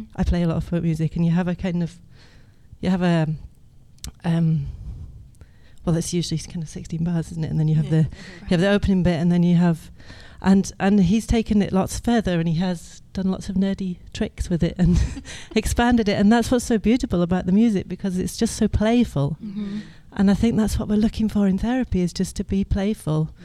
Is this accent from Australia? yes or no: no; Edinburgh, Scotland, United Kingdom; I'm from Edinburgh.